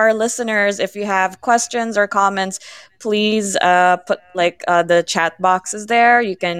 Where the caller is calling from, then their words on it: Manila, Metro Manila, Philippines; I'm calling from Manila, Philippines.